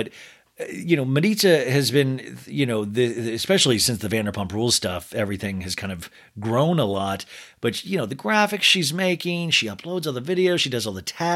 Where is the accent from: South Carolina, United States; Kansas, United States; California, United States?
Kansas, United States; Olathe; these two twins I grew up with in Olathe, Kansas